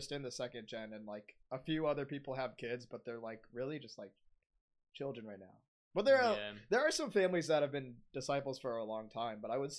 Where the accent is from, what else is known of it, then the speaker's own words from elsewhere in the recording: United States; Because I was born in America.